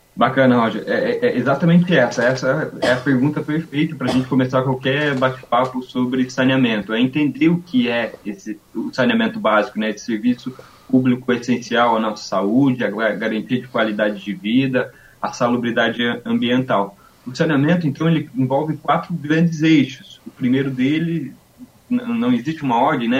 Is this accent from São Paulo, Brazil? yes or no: no; Santa Cecília, Santa Catarina, Brazil; moved away as an adult; also born or lived in Caçador / Blumenau; now in Florianópolis, Brazil; eu sou do, do, interior do estado de Santa Catarina, sou natural de uma cidade pequena chamada Santa Cecília